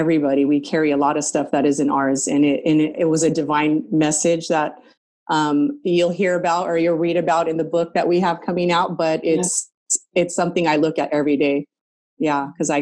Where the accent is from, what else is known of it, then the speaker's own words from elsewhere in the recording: Southern California, United States; Southern California. I don't know if you know. I'm about an hour east of Los Angeles.